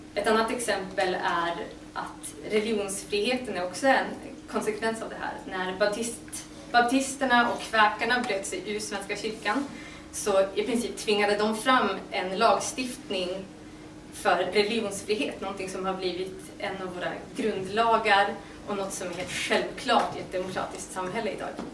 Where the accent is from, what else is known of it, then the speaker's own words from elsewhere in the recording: Västerbotten County, Sweden; now in Uppsala, Sweden; Jag kommer från Västerbotten